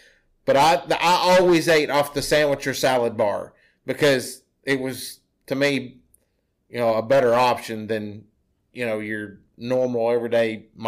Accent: Grayson County, Kentucky, United States; also born or lived in Anderson County; Grayson County and all my life, Mom gets a promotion and is like, okay, we're moving from Grayson County to Anderson County during Christmas break.

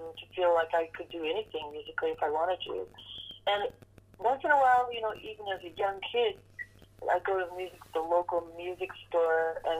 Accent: Seattle, Washington, United States; we're all from Seattle

